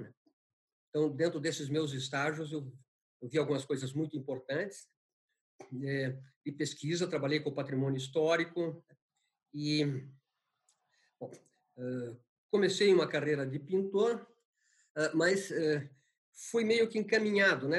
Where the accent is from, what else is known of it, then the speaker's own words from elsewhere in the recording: Paraná, Brazil; also born or lived in Santa Catarina; nasci em Santa Catarina, porque meu pai prestava serviço ao meu avô, que tinha fundado uma pequena cidade no interior de Santa Catarina. Mas toda a minha tradição é paranaense. Né? Eu venho muito pequeno para o Paraná